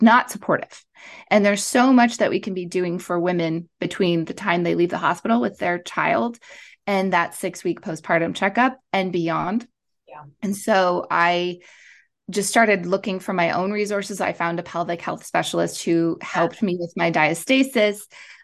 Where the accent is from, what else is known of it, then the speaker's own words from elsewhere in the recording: Montreal, Quebec, Canada; moved away as an adult; now in Los Angeles, United States; I am originally from Montreal. I grew up in Canada, and then I moved to Los Angeles, like 14 years ago